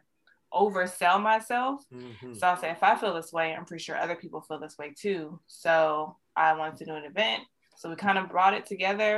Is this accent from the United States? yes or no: yes; San Diego, California, United States; also born or lived in Hayward, California; San Diego raised me. I've been out here forever, for years